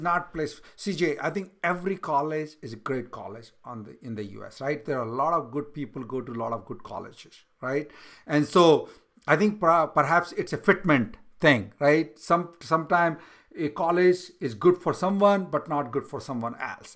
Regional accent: India; moved away as an adult; now in United States; I was born in India, I came to U S right now

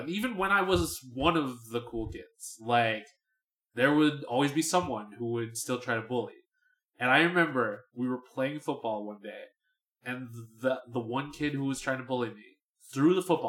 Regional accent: Philadelphia, Pennsylvania, United States; I grew up in Philadelphia, which is a very diverse place

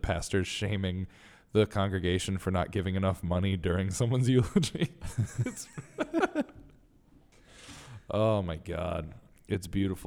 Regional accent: Connecticut, United States; I'm from Connecticut, and we have our weird

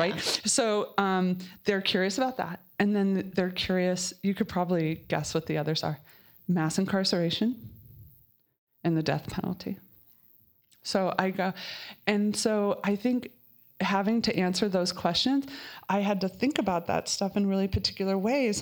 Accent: Colorado, United States; I am from Colorado

